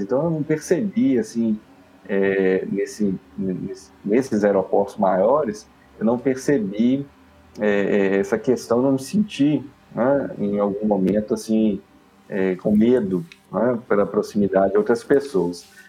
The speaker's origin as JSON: {"language": "Portuguese", "region": "Minas Gerais", "country": "Brazil", "said": "nós, como mineiros"}